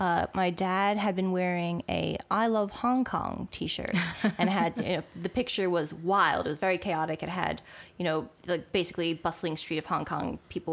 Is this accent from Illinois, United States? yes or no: no; East Brunswick, New Jersey, United States; I grew up on the East Coast. So central New Jersey, East Brunswick.